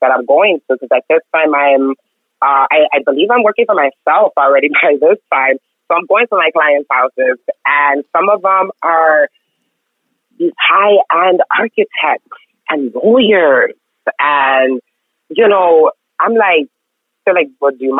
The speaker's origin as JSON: {"language": "English", "country": "Mexico", "tie": "born or raised there", "moved": "yes", "lives_now": "Houston, United States", "said": "I grew up in Mexico, like right on border town."}